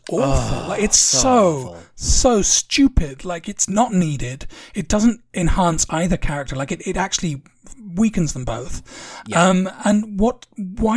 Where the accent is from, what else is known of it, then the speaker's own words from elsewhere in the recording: England, United Kingdom; as an Englishman